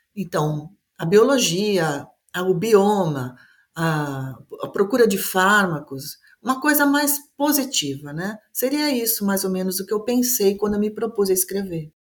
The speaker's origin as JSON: {"language": "Portuguese", "region": "São Paulo", "country": "Brazil", "moved": "yes", "lives_now": "Manaus, Brazil", "said": "Eu moro em Manaus, eu sou de São Paulo, mas eu moro em Manaus há uns vinte anos"}